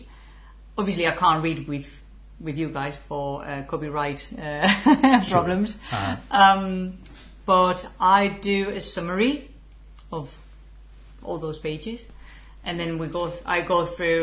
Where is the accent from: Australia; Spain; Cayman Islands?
Spain; English is a second language; moved away as an adult; also born or lived in England; I'm not from Germany, I'm from Spain.